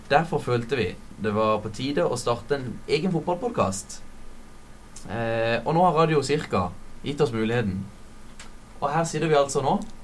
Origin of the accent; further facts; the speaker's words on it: Kristiansand, Agder, Norway; jeg er her fra Kristiansand